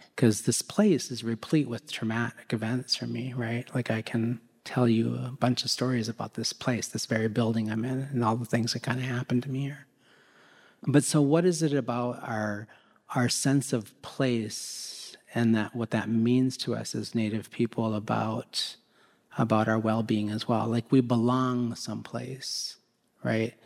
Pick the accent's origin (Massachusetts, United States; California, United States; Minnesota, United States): Minnesota, United States; Minneapolis; I was born and raised here in Minneapolis